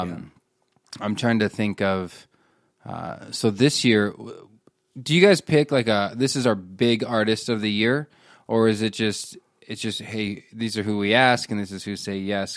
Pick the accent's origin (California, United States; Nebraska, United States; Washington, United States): Nebraska, United States; I grew up in Nebraska